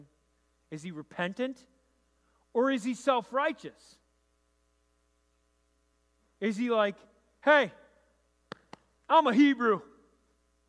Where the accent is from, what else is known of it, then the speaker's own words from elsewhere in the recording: Rochester, New York, United States; I grew up in Rochester